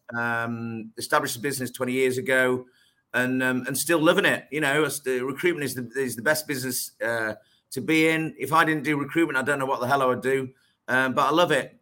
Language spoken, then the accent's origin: English; Lincolnshire, East Midlands, United Kingdom; moved away as an adult; also born or lived in Leicestershire / Manchester; I was born born in Leicestershire. Right. Um, and then and then um, my parents moved to, to, to Lincolnshire. So I went to school in in, in, in Lincolnshire